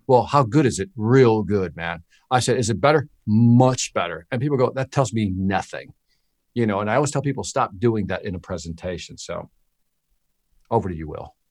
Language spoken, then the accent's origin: English; Chicago, Illinois, United States; moved away; also born or lived in Miami; I'm from Chicago. I'm from the hood. I'm from the inner city.